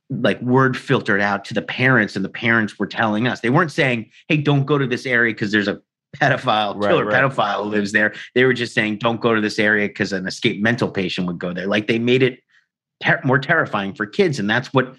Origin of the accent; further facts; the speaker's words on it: New York City, New York, United States; I grew up in Staten Island, New York in the 80s